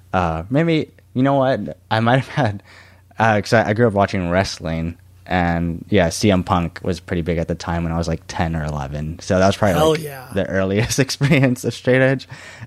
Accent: San Antonio, Texas, United States; Like we came from like in San Antonio, I was born in the South Side

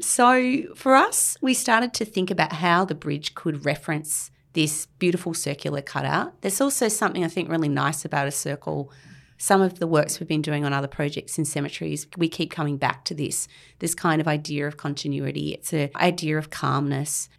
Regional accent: Canberra, Australian Capital Territory, Australia; now in Sydney, Australia; I grew up in Canberra

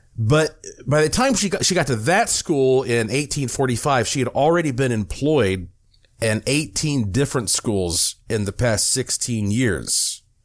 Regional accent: Western North Carolina, United States; I grew up in Western North Carolina

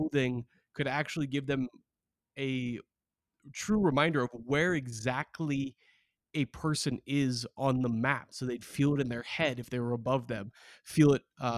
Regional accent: Beaverton, Oregon, United States; my hometown. Shout out to Beaverton, Oregon

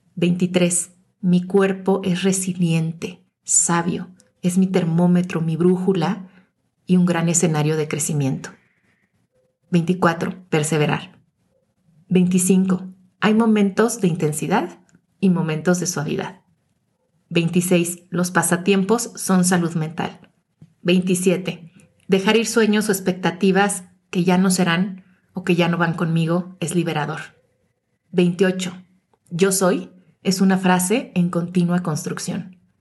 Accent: Mexico City, Mexico; moved away as an adult; regresé a la Ciudad de México, mi ciudad de origen

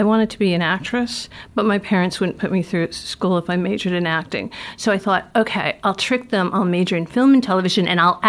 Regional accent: Providence, Rhode Island, United States; Growing up in Providence.

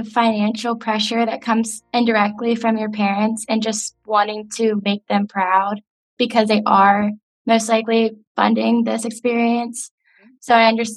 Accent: Loudoun County, Virginia, United States; I'm from Loudoun County, Virginia

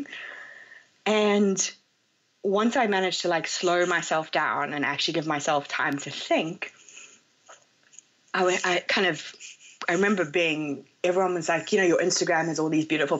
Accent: South Africa; moved away as an adult; also born or lived in London, United Kingdom / Hong Kong; I'm South African originally, and I moved to London after I became a chartered accountant

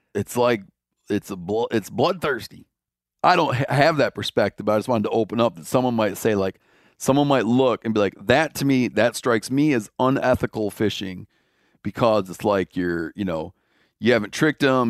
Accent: Michigan, United States; moved away; I grew up in Michigan, at first for most of my life that I lived there

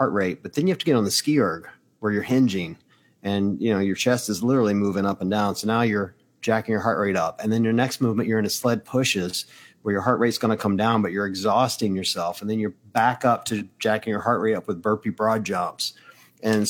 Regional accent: United States; as an American

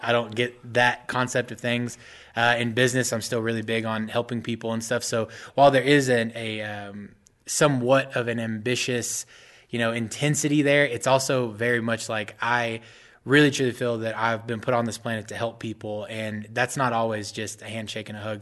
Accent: Mesquite, Texas, United States; also born or lived in Dallas, Texas; I'm actually from Mesquite, Texas, but I grew up right, right around Dallas my whole life

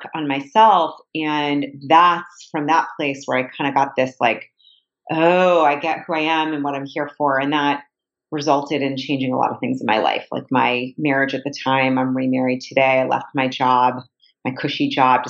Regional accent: Boston, Massachusetts, United States; I grew up in the Boston area.

